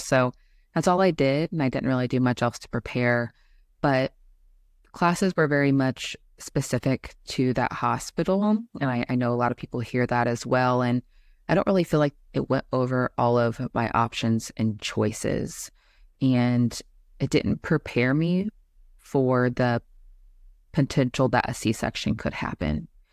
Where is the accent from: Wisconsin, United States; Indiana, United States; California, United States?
Indiana, United States; Indianapolis; also born or lived in Kansas City, Missouri / Florida / Tennessee / Nebraska; I was born in Kansas City, Missouri, but only briefly lived there, um, as a baby, and then I've spent the majority of my life in Indianapolis, Indiana